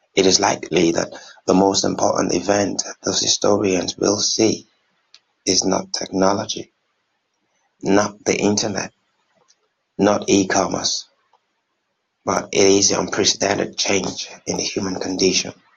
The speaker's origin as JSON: {"language": "English", "country": "Nigeria", "said": "I'm from Nigeria"}